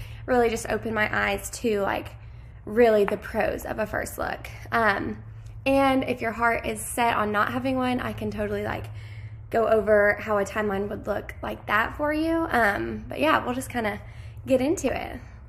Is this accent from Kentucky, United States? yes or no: yes; Lexington, Kentucky, United States; I am from Lexington, Kentucky